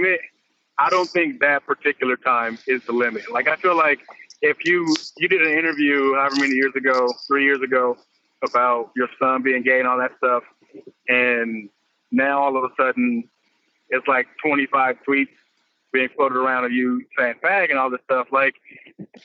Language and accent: English; Compton, California, United States